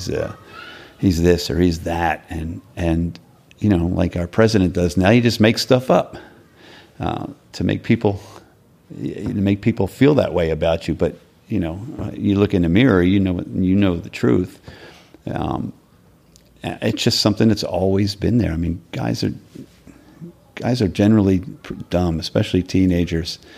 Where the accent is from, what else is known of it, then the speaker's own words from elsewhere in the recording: Philadelphia, Pennsylvania, United States; I grew up in Northeast Philadelphia, which was a working class Irish Catholic neighborhood.